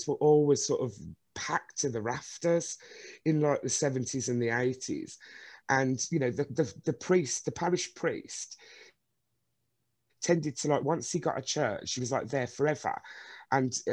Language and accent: English; Birmingham, West Midlands, United Kingdom; I'd never go far from Birmingham. Born and bred in Birmingham.